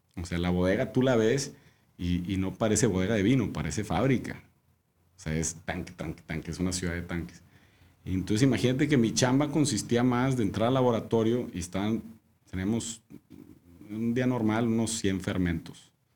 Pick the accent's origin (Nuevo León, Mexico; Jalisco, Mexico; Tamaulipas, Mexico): Nuevo León, Mexico; Monterrey; moved away as an adult; also born or lived in Australia; soy de Monterrey, ¿no? Yo, de aquí toda la vida.